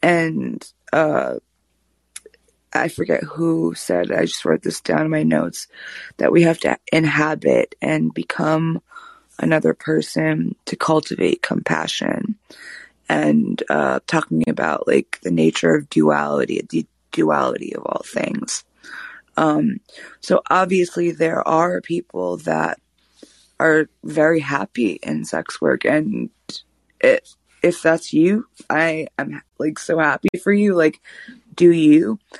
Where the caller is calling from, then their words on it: Austin, Texas, United States; I'm calling from Austin.